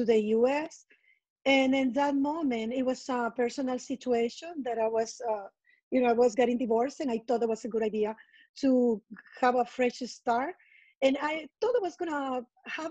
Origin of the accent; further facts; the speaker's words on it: San Salvador, El Salvador; first language Spanish; English is a second language; moved away as an adult; now in New York, United States; since I relocated from my hometown, San Salvador, in El Salvador.